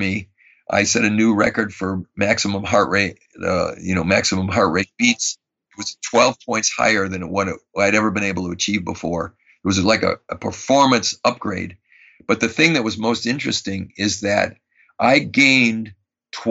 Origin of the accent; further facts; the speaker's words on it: Madison, Wisconsin, United States; I grew up in Madison, Wisconsin, and I was a Boy Scout.